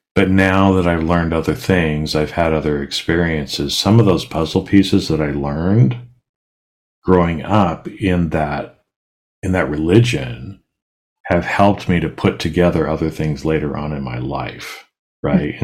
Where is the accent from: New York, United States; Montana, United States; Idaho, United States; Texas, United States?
Idaho, United States; Boise; I grew up in Boise, so it's not like there's a bunch of water there